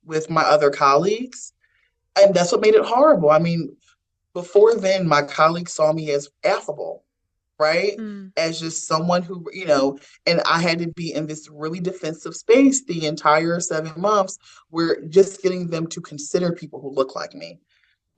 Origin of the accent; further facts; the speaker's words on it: Philadelphia, Pennsylvania, United States; I'm born and raised in Philadelphia.